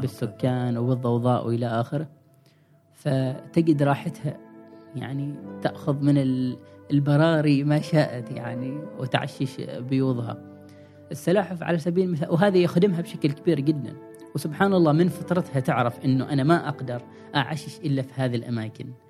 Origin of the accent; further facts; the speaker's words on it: Oman; نحن كعمانيين